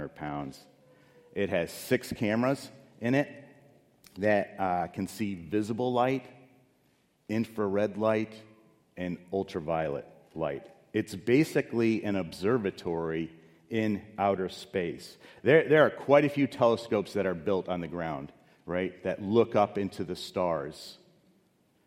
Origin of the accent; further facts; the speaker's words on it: Chicago, Illinois, United States; moved away; I grew up in Chicago